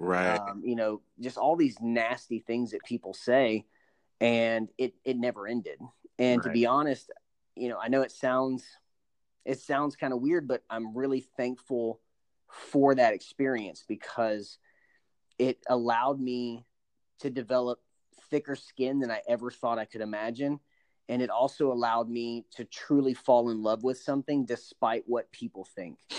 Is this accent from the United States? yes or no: yes; Panama City, Florida, United States; I'm from Panama City, Florida